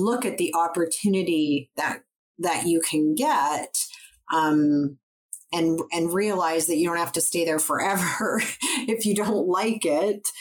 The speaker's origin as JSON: {"language": "English", "town": "McBride", "region": "British Columbia", "country": "Canada", "tie": "born or raised there", "said": "I grew up in McBride. It was 2.5 hours southeast of Prince George, 4 hours from Kamloops"}